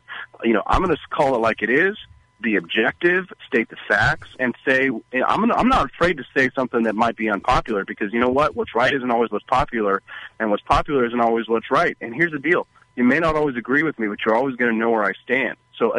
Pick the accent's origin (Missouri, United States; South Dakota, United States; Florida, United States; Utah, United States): Missouri, United States; Peculiar; also born or lived in Independence, Missouri; I was born in Independence, but I was raised on a horse farm out in Peculiar, where the odds are with you, we say.